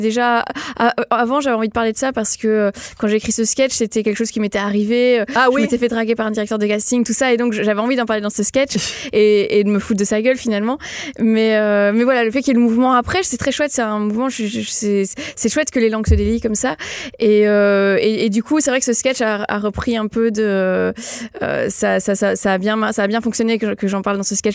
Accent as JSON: {"language": "French", "country": "Belgium", "said": "je suis belge à la base"}